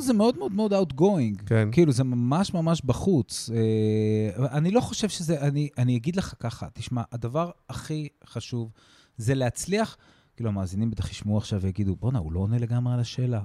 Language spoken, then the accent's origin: Hebrew; Israel; הערכים שלנו כישראלים